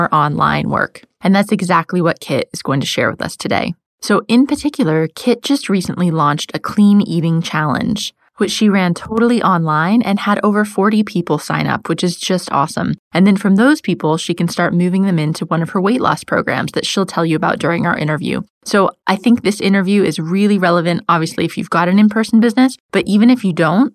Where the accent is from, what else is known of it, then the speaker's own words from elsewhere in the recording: United States; now in London, United Kingdom; I live in London, as you know, and I'm American